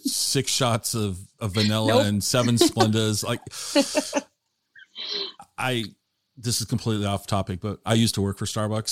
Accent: Tacoma, Washington, United States; moved away as an adult; now in Wenatchee, United States; I grew up in the Tacoma Puyallup area

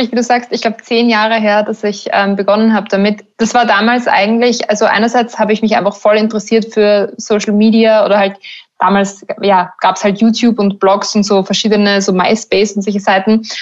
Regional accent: Burgenland, Austria; now in Berlin, Germany; okay, ich komme aus dem Burgenland, ich lebe irgendwo am Land

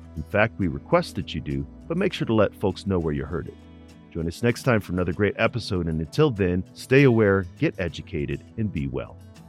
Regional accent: St. Louis, Missouri, United States; I'm from Missouri, but probably not the Missouri you're thinking of. I grew up in Saint Louis

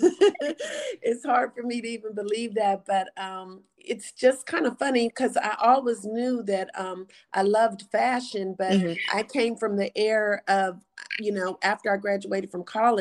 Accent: Pittsburgh, Pennsylvania, United States; moved away as an adult; now in Atlanta, United States; I was from Pittsburgh. So I was like the top black model in Pittsburgh

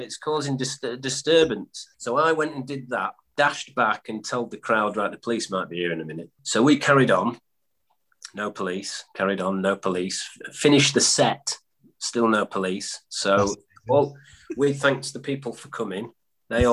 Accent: Yorkshire and the Humber, United Kingdom; also born or lived in Stockport; We're from Yorkshire

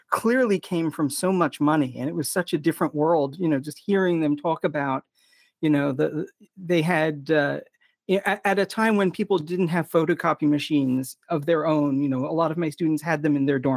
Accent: New Jersey, United States; accent: Philadelphian; also born or lived in Philadelphia; now in New York, United States; I was born in Philadelphia, grew up in the southern New Jersey suburbs of Philadelphia. Have learned to talk less Philadelphian since I got to New York because people don't know what the heck I'm talking about if I use Philly terms.

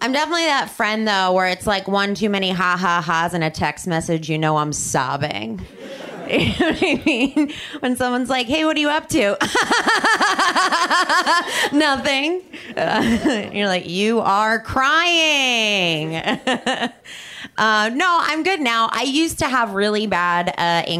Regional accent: New Jersey, United States; also born or lived in Chicago; now in Los Angeles, United States; I'm not from here. I'm from New Jersey. And I lived in Chicago for a while.

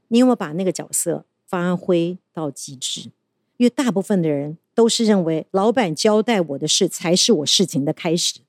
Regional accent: Taiwan; 我们台湾人因为没有那种大国主义

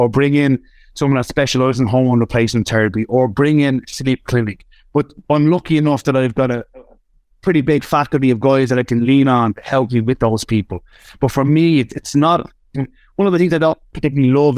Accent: Ireland; I'm still Irish. So if the guys can't understand me on Spotify, you can slow me down. You can't un-Irish me

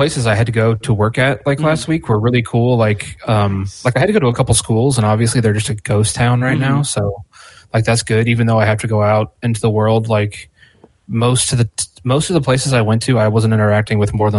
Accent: Richmond, Virginia, United States; I'm from the South, but I'm actually from Richmond.

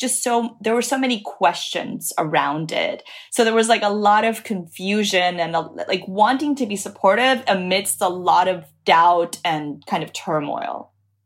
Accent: Dominican Republic; now in Miami, United States; I live in Miami. I grew up in Dominican Republic.

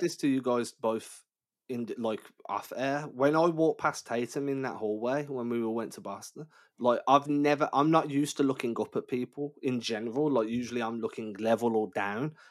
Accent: England, United Kingdom; I'm English

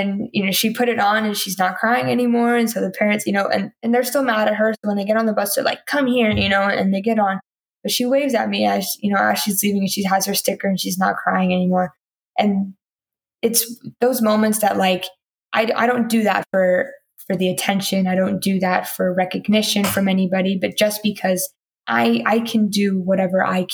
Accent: Houston, Texas, United States; moved away; people that have literally lived a street down from my house back in Houston

